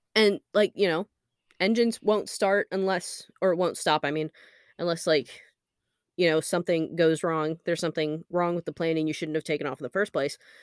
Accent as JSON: {"language": "English", "region": "Alaska", "country": "United States", "tie": "born or raised there", "said": "we grew up in Alaska where there is a lot of aviation"}